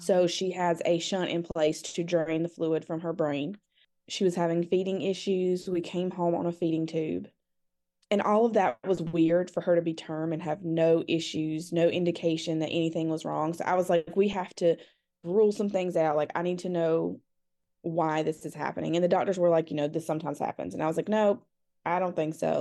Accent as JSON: {"language": "English", "region": "North Carolina", "country": "United States", "said": "I'm from North Carolina"}